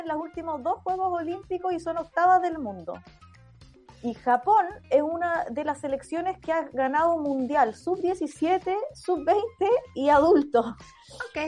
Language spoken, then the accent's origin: Spanish; Chile; nosotras que somos de Chile